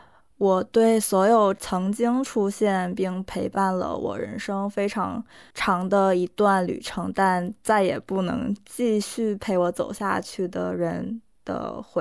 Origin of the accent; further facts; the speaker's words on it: South Korea; first language Korean; Chinese is a second language; 一方面我就觉得我的歌单里必须有一首能代表我的母语的歌，